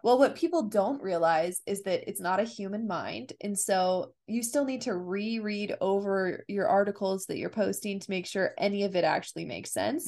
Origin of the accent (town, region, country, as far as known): United States